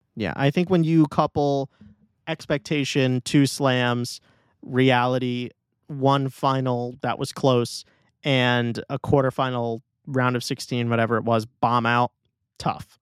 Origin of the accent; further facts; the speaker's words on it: New York City, New York, United States; my hometown tournament